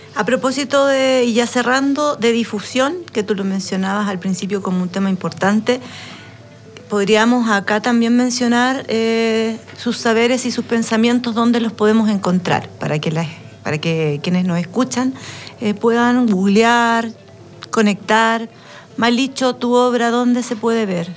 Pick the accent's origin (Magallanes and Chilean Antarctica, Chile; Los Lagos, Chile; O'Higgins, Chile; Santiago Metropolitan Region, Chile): Santiago Metropolitan Region, Chile; San Joaquín; moved away as an adult; now in Valparaíso, Chile; yo soy de San Joaquín, eh, acá en Santiago